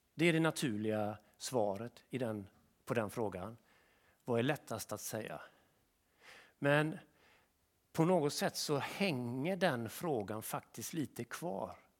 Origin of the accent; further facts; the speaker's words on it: Sweden; vi svenskar